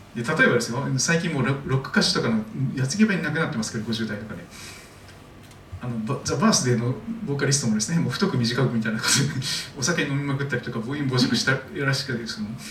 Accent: Shikoku, Kochi, Japan; moved away; 私は四国の高知で生まれ育っておりますので

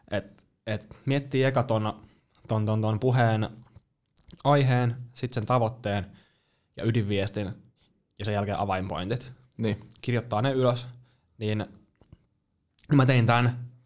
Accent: Joensuu, North Karelia, Finland; mä oon Joensuusta.

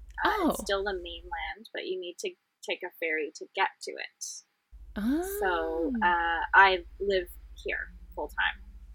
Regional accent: Vancouver, British Columbia, Canada; Vancouver in Canada.

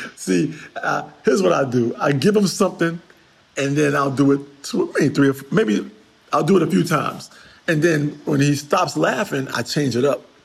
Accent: New York City, New York, United States; I'm a New Yorker

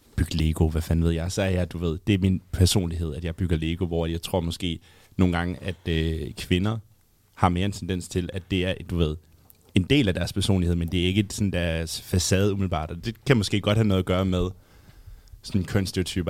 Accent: Jutland, Denmark; som jyde

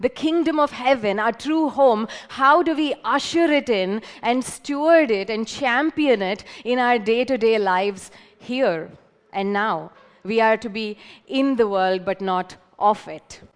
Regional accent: Hyderabad, Telangana, India; now in Pune, India; I'm from Hyderabad, but I feel more at home here

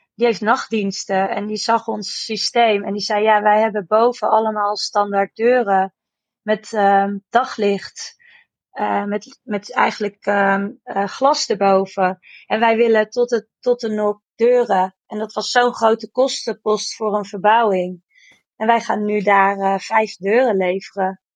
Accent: Amersfoort, Utrecht, Netherlands; wij komen uit Amersfoort.

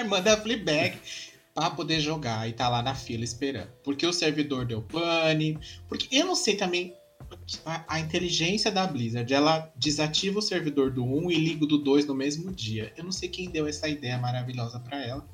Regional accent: Brazil; A gente é brasileira

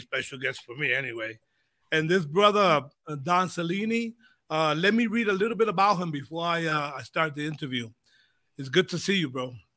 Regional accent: United States; when we grew up in the States, my background, Puerto Rican, Spanish, uh, Spanish was spoken a lot

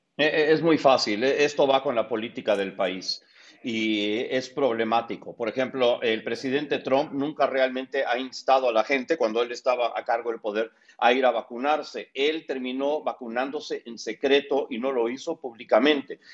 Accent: United States; porque nací en Estados Unidos.

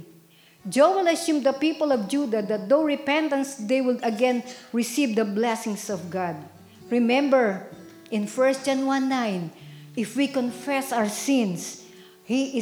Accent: Philippines; now in United States; I came far from Philippines

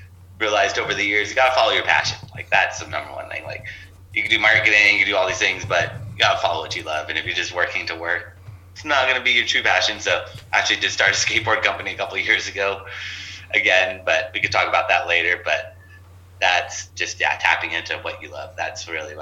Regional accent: Los Angeles, California, United States; also born or lived in Torrance, California; grew up in San Pedro, which is next to Long Beach, California

